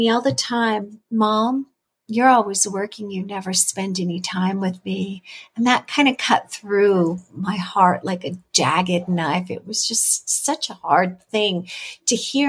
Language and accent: English; California, United States; moved away as an adult; I'm originally from California.